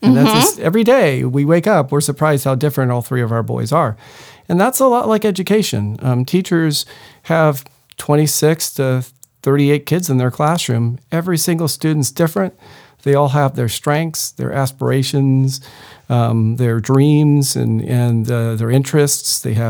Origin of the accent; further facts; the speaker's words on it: Rancho Bernardo, California, United States; I grew up in Rancho Bernardo, so local, and went into education because my father's an educator, my mother's an educator, my sister, my brother.